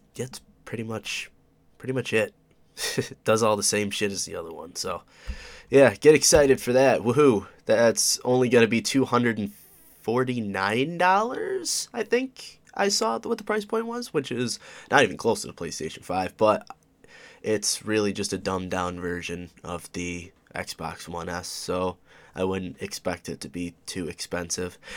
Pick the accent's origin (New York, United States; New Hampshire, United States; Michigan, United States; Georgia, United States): New York, United States; Oswego; I'm from Oswego, New York